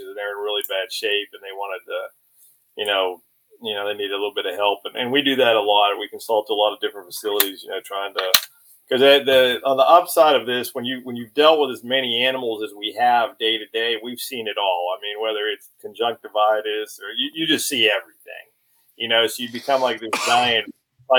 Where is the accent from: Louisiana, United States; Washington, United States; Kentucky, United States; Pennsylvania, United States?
Pennsylvania, United States; Pittsburgh; moved away; I'm from Pittsburgh, Pennsylvania, and I live down here.